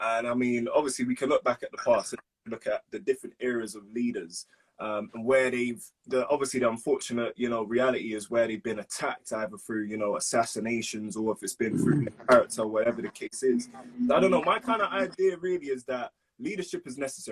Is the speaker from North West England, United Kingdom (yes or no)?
no; London, United Kingdom; I'm an artist from West London, basically, 23